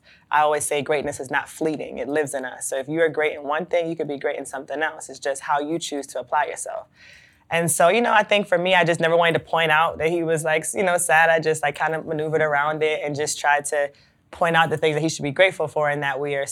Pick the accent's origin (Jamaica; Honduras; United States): Jamaica; moved away; As a Jamaican, we used to have someone we would call them a helper.